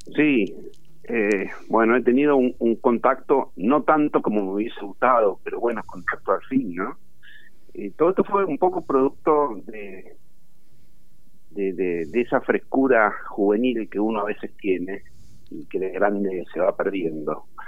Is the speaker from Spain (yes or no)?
no; Quilmes, Buenos Aires Province, Argentina; soy de Quilmes, el municipio está aquí a unos 20 kilómetros de la capital federal